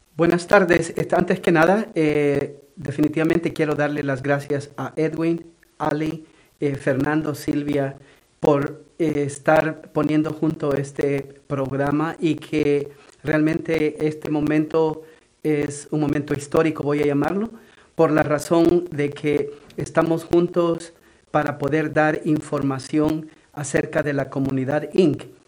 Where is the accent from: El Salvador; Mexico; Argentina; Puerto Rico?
El Salvador; now in Everett, United States; soy originario de El Salvador y en este momento pues este, estoy residiendo en la ciudad de Ebre